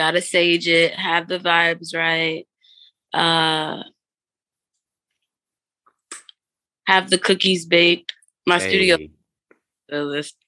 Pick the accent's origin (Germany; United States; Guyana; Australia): Guyana; Georgetown, Demerara-Mahaica; I'm from Georgetown. I have to put my people on